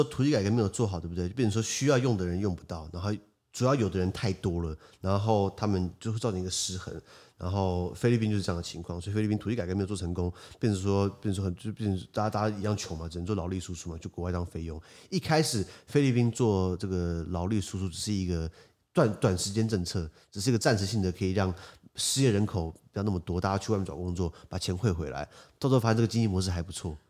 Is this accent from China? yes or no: no; Taipei, Taiwan; born there; 我我我有资格讲，是因为我户籍台北。好，我从小在台北，呃呃，我我没有在台北住，可是我在台北出生，这样讲好了。